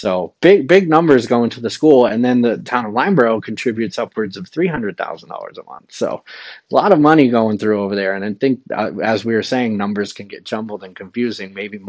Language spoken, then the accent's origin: English; New England, United States; also born or lived in Florida / Wilton, New Hampshire; I'm a New England boy.